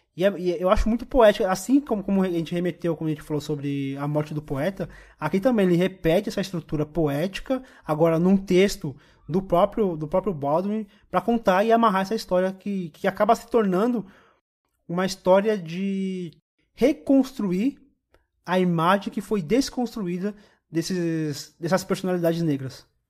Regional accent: Brazil; como brasileiro, como preto

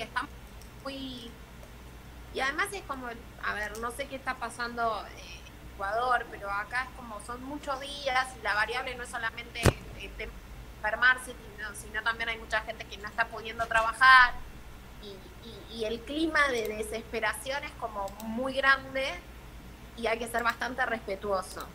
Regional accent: Argentina; nosotros acá en Argentina

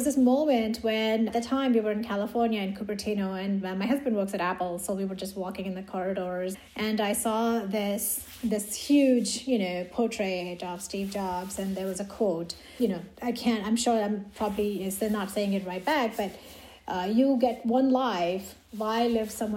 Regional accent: India; moved away as an adult; now in United States; In India. So I grew up in India. I did my undergrad in India.

